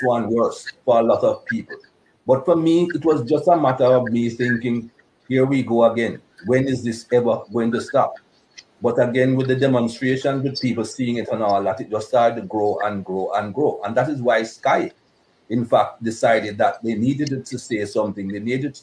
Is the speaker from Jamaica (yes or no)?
yes; Jamaica; moved away; Growing up in Jamaica, I didn't experience any racism growing up in Jamaica